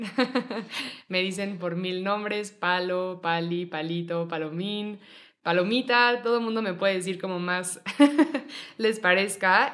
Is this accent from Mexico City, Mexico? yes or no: yes; Mexico City, Mexico; also born or lived in Monterrey; Yo nací aquí en la Ciudad de México, eh, viví un ratito en Mexicali, un ratito en Monterrey y luego regresé a la Ciudad de México